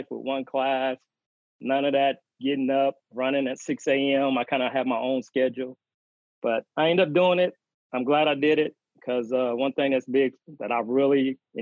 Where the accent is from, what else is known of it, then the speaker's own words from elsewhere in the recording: Anderson, Indiana, United States; also born or lived in West Virginia; I was born in West Virginia, raised in Anderson, Indiana